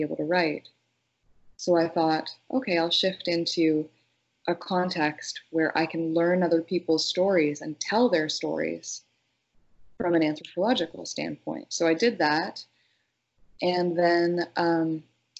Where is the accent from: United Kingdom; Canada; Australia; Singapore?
Canada; Northern Ontario; I grew up in Northern Ontario, and I spent my youth essentially unsupervised outside in the forest.